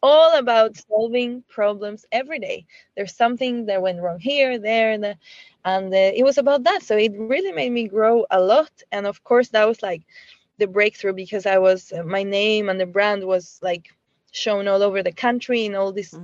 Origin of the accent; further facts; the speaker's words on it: Chile; moved away as an adult; I was born in Chile